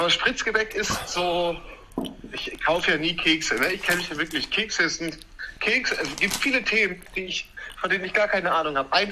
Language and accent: German; Münster, North Rhine-Westphalia, Germany; ich bin in meiner alten Heimat in Münster zu Besuch